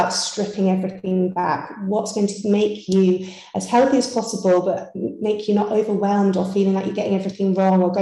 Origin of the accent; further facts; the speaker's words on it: Yorkshire and the Humber, United Kingdom; moved away; I'm originally from Yorkshire. So, you know, you can take the girl out of Yorkshire